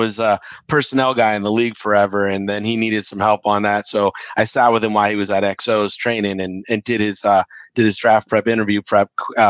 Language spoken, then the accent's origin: English; Concord, California, United States; because I'm from the Bay too. Which part? Concord. I grew up, went to De La Salle, and graduated from San Francisco.